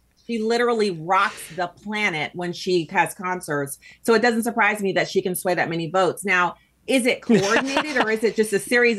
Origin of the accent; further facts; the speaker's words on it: Texas, United States; also born or lived in St. Louis suburbs, Missouri; now in St. Louis, United States; I was born in Texas